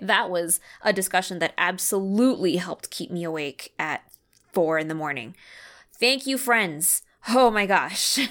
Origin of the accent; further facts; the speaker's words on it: Canada; I grew up in Canada. I had my education in Canada